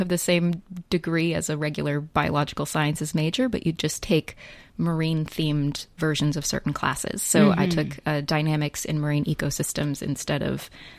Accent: New York, United States; I grew up in New York

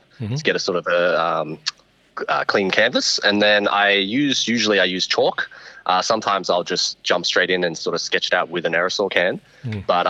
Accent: Parramatta, New South Wales, Australia; I was born and raised in Parramatta. Mm-hmm. Sort of Western Sydney

